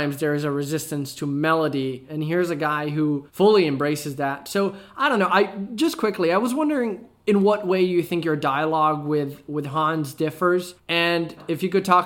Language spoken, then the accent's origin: English; Italy; I'm from Italy